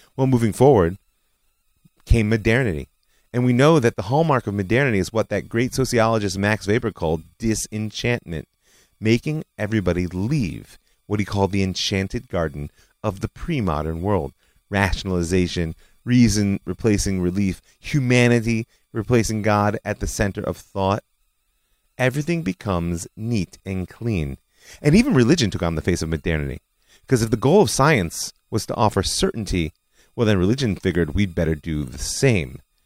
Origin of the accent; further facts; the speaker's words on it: Israel; my home country, Israel.